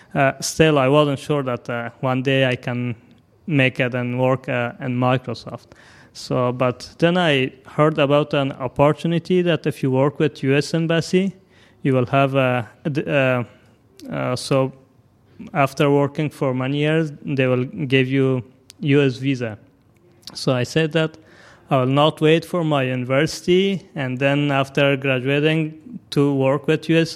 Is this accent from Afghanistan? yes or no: yes; Afghanistan; also born or lived in Pakistan; now in Seattle, United States; I'm from Afghanistan